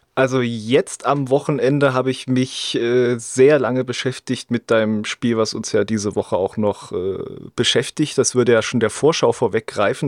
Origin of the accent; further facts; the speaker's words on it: East Germany, Germany; bei uns im Osten